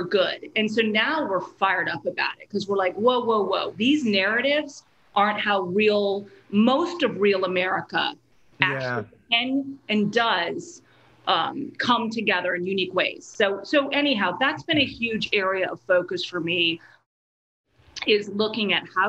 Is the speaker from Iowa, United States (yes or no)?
no; Maine, United States; moved away as an adult; also born or lived in Baltimore / Washington, District of Columbia, United States; I grew up in Maine